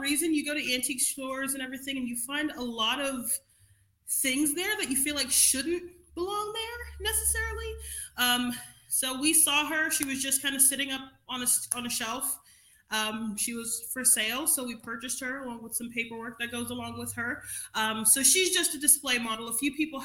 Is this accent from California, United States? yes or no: no; New York City, New York, United States; moved away as an adult; now in Marietta, Ohio, United States; I grew up in Crown Heights, Brooklyn